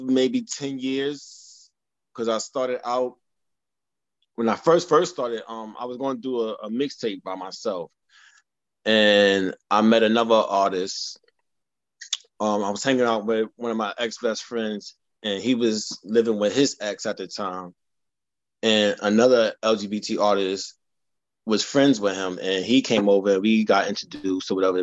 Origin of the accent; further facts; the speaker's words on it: New York City, New York, United States; now in Harlem, New York City, United States; I'm originally from the Bronx, living in Harlem now, Harlem affiliated